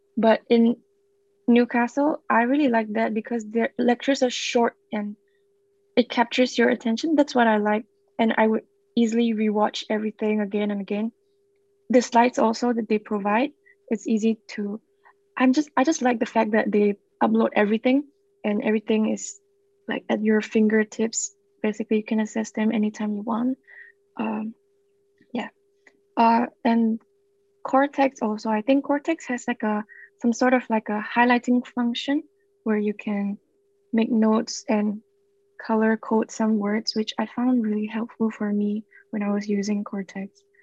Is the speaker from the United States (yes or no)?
no; Singapore; moved away; I'm from Singapore